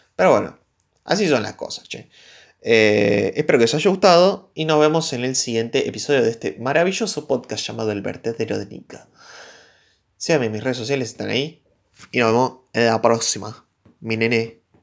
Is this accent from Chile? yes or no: no; Argentina; soy de Argentina, soy de Latinoamérica